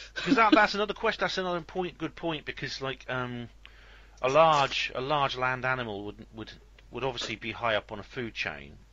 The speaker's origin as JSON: {"language": "English", "region": "West Wales", "country": "United Kingdom", "moved": "yes", "lives_now": "Oxford, United Kingdom", "said": "I come from West Wales and I know. I live in Oxford now"}